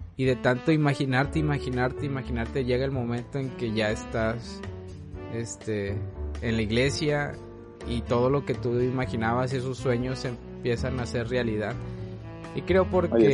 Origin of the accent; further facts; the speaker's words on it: Mexico; aquí en México